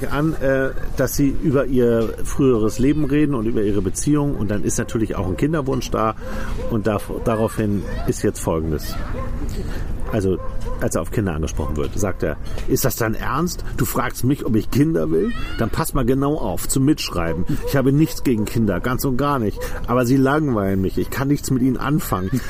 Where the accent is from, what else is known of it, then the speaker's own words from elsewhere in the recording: France; German is a second language; now in Germany; Ich bin, ja, ich bin Franzose.